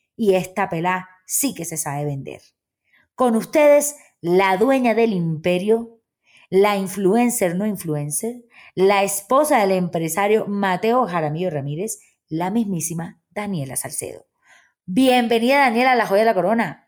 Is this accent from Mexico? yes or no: no; Barranquilla, Atlántico, Colombia; nací en Barranquilla, Colombia